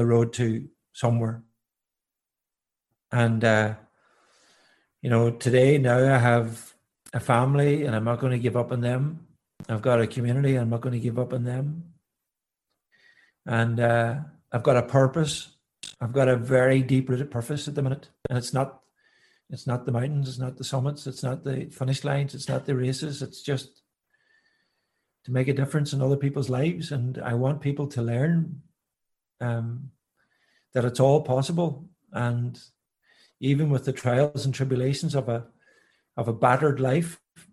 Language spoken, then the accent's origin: English; County Donegal, Ireland; growing up in Donegal in the middle of the countryside, you know, as a young boy